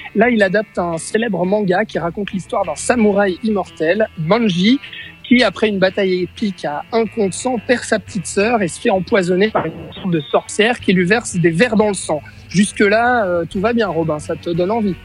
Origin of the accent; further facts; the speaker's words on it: Switzerland; chez nous en Suisse